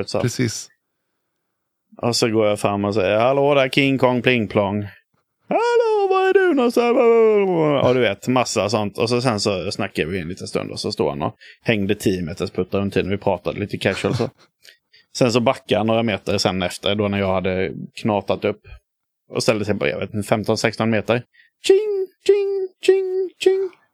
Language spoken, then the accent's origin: Swedish; Hyltebruk, Halland County, Sweden; moved away; jag kommer från Hyltebruk i grund och botten utanför, eh, utanför Halmstad